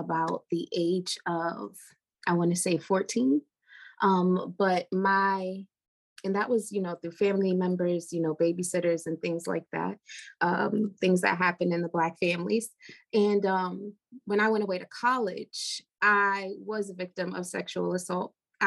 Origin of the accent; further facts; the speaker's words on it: New York, United States; I am from New York